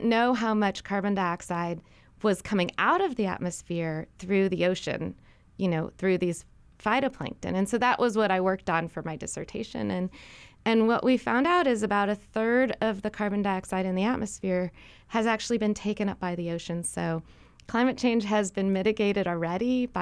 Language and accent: English; St. Louis, Missouri, United States; So I grew up in St. Louis, Missouri, which is in really the center of the mainland